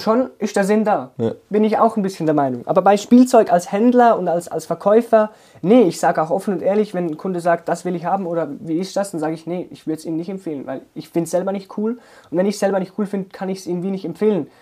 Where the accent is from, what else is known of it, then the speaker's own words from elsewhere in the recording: Zurich, Switzerland; bei uns in Zürich